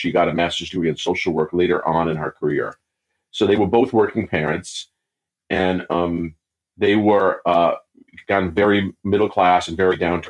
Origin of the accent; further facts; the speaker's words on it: New York, United States; also born or lived in Brazil; I was born in New York to a middle-class family, and I grew up in the city and then in the suburbs of New York